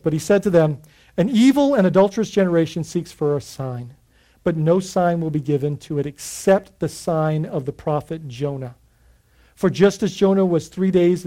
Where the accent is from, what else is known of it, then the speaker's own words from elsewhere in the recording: Bahamas; growing up in the Bahamas, we would dive on the northeast side of Grand Bahama